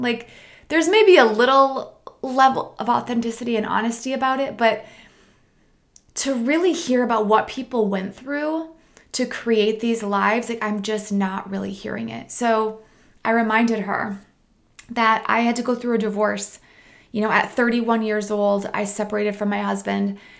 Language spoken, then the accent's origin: English; Midwest, United States; moved away; I'm from the Midwest.